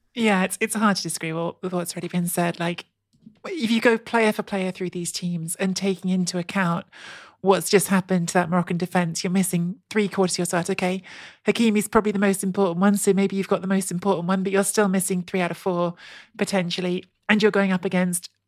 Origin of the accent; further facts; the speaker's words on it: England, United Kingdom; I grew up in England. Um, I've lived most of my life in England